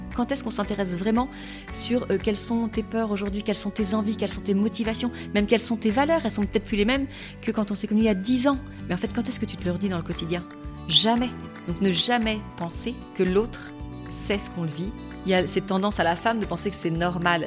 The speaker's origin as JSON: {"language": "French", "town": "Toulon", "region": "Provence-Alpes-Côte d'Azur", "country": "France", "said": "je viens de Toulon"}